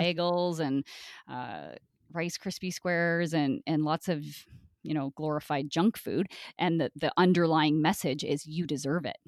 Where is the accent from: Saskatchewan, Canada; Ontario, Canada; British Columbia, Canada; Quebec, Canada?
Ontario, Canada; Brockville; I grew up in Brockville, Ontario, a really small town